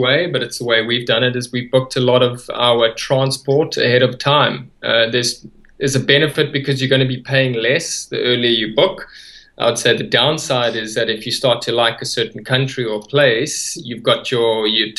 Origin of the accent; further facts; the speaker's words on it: South Africa; moved away as an adult; We're coming from South Africa